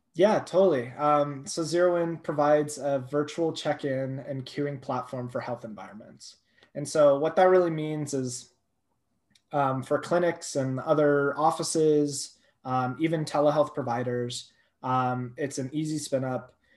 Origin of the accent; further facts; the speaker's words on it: Thousand Oaks, California, United States; moved away as an adult; also born or lived in Boulder, Colorado; now in Colorado, United States; That's where I'm from. Um, so I was raised there